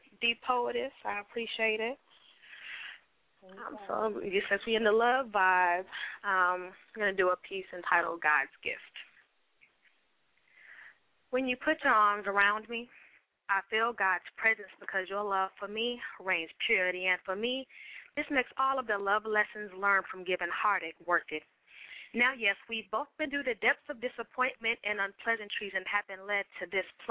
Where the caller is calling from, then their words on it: Atlanta, Georgia, United States; I am calling from Atlanta, GA.